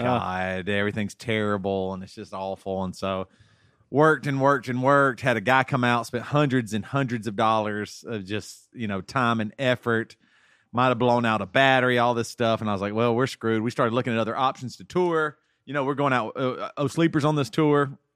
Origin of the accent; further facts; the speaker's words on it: Greenville, South Carolina, United States; now in Tennessee, United States; I always think of South Carolina's home, and I grew up in Greenville, South Carolina